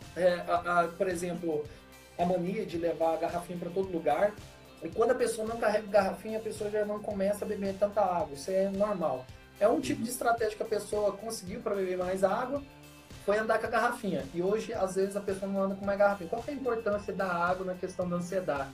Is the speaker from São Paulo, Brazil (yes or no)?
no; Minas Gerais, Brazil; accent: mineiro; sou de Minas.